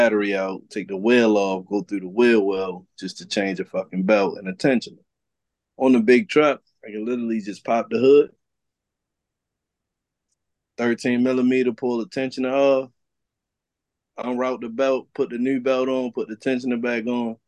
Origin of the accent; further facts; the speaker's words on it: Baltimore, Maryland, United States; I grew up in Baltimore City on Poplar Grove